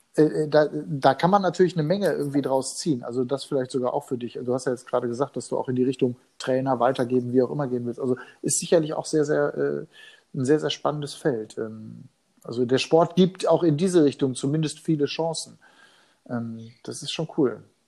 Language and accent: German; Hagen, North Rhine-Westphalia, Germany; meiner Heimatstadt in Nordrhein-Westfalen, in Hagen